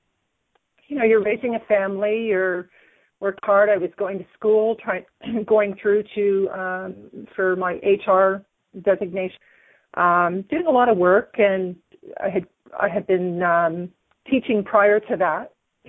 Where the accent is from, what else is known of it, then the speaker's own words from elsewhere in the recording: Hamilton, Ontario, Canada; now in Grimsby, Canada; I was born in Hamilton